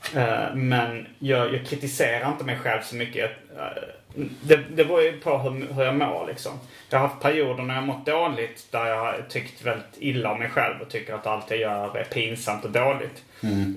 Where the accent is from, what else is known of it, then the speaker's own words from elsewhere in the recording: Malmö, Skåne, Sweden; Jag är född i Malmö